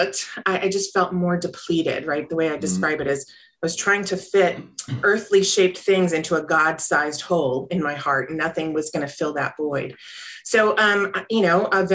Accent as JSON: {"language": "English", "region": "North Carolina", "country": "United States", "tie": "born or raised there", "said": "I grew up in the South too, in North Carolina"}